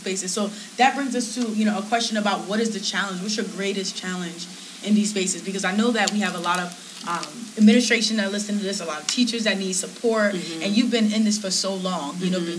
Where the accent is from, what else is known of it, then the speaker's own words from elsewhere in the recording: Hartford, Connecticut, United States; moved away; I'm from Hartford, Connecticut